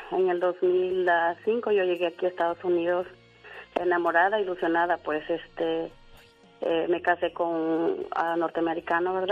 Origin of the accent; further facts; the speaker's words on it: Honduras; moved away as an adult; now in United States; una hermana mía se decidió venir de mi país. Yo soy de Honduras.